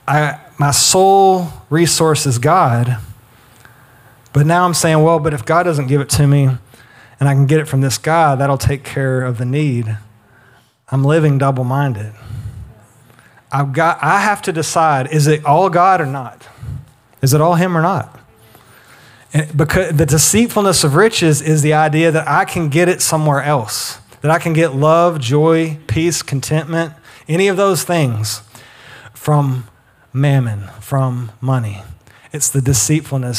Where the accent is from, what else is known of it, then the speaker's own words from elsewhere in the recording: the South, United States; we grew up in the South